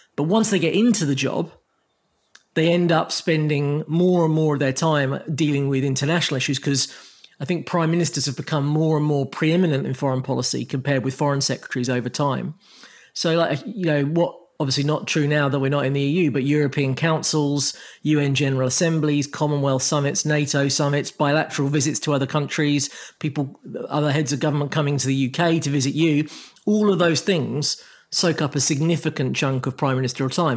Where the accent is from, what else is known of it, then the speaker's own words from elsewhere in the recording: Croydon, London, United Kingdom; my hometown